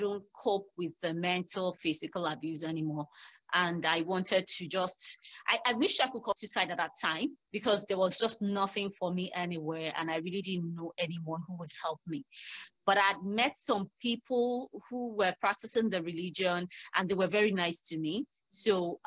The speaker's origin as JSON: {"language": "English", "country": "Nigeria", "also_born_or_lived": "Lagos", "said": "I am from Nigeria. I live in Lagos."}